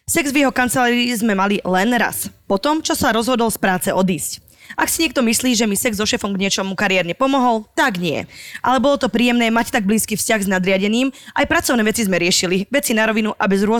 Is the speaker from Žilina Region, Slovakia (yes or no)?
yes; Žilina Region, Slovakia; Ja som z Oravy, neviem, čo je vývírka.